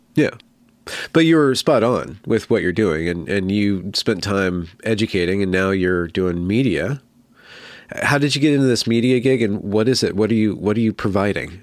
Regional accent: California, United States; also born or lived in Western Washington; now in Washington, United States; I'm from California

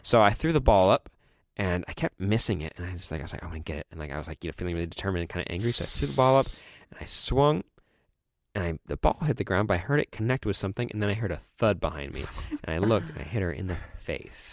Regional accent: California, United States; born or raised there; also born or lived in Colorado

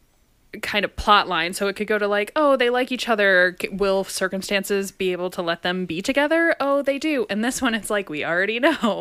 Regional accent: United Kingdom; I'm like British. I'm from the same country.

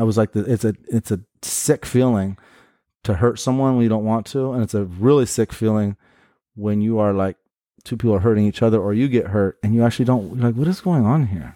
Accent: Portland, United States; born and raised in Portland

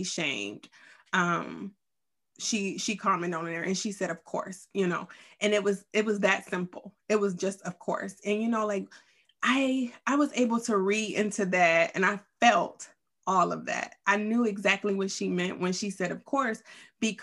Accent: Youngstown, Ohio, United States; also born or lived in Columbus, Ohio; We grew up in the same town, Youngstown, Ohio.

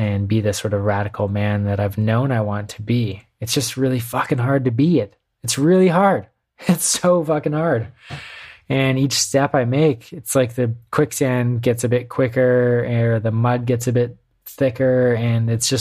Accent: Canada; now in United States; Being Canadian

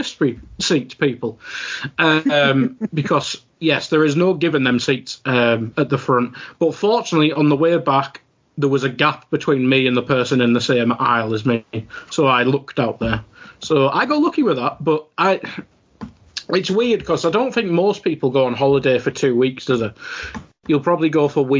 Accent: England, United Kingdom; I suppose I'm from England

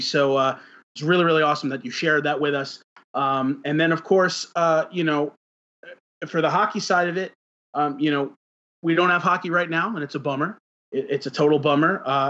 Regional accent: New York City, New York, United States; being a New Yorker, I always look at, you know, the when everything gets back to normal

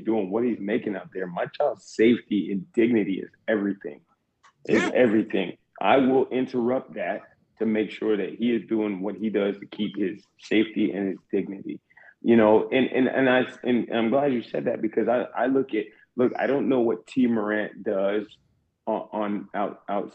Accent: South Carolina, United States; I'm from South Carolina

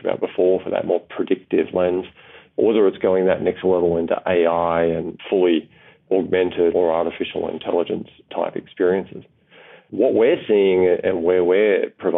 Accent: Australia; as an Australian

